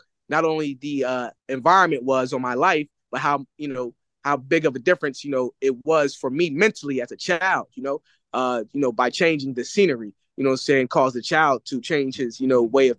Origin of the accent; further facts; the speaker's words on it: Philadelphia, Pennsylvania, United States; also born or lived in California; so growing up in Philadelphia, I was like under the influence of poverty, staying with my mother. My father, I moved out to California with my father at a young age